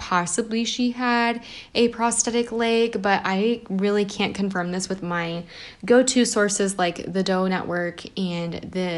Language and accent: English; United States; I'm American